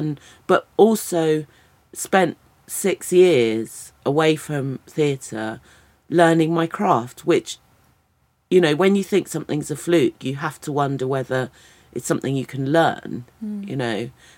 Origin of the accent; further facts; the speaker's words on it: United Kingdom; yes, I'm a British person, but I also bring all of this to it.